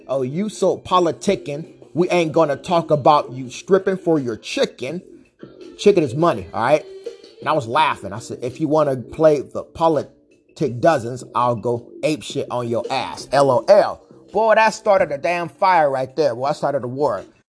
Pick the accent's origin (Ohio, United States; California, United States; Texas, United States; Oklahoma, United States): California, United States; Vallejo; also born or lived in Stockton, California; I was born in Stockton, Cali, grew up in Vallejo